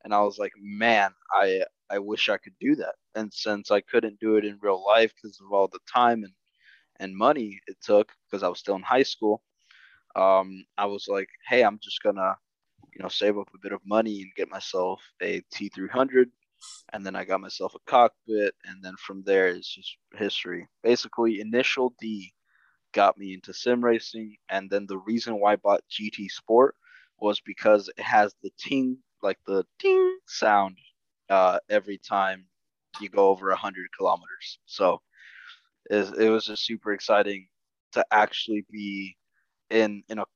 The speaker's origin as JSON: {"language": "English", "country": "Costa Rica", "moved": "yes", "lives_now": "United States", "said": "I am originally from Costa Rica, immigrated to the U.S."}